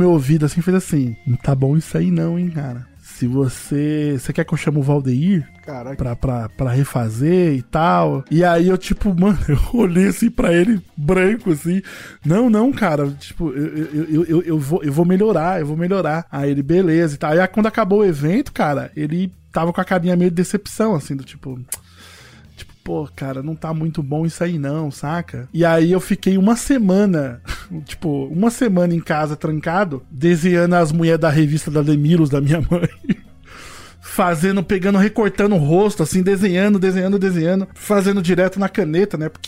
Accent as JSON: {"language": "Portuguese", "region": "Rio de Janeiro", "country": "Brazil", "said": "A gente vem lá do Rio de Janeiro e a galera não apronta os bagulhos, né?"}